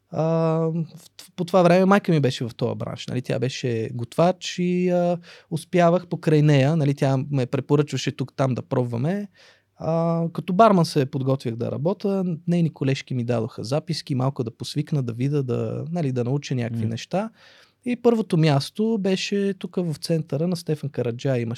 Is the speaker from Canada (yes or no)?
no; Russia; born there; аз имам двойно гражданство, аз съм роден в Русия не съм живял там, ходил съм на гости на роднини, в момента имам роднини и в Русия, и в Украина.